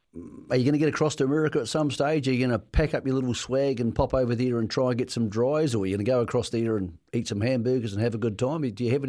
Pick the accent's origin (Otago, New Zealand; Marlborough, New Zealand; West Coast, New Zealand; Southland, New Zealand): West Coast, New Zealand; Greymouth; also born or lived in Tinwald; now in Auckland, New Zealand; He lives in Parnell. You can't be any further from the South. But as you know, I grew up in Greymouth. I've lived in Tynwald. I've done my yards in the South Island